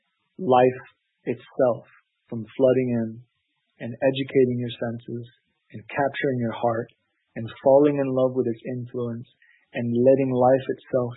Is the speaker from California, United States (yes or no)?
yes; Los Angeles, California, United States; also born or lived in Orange County; growing up in the Los Angeles area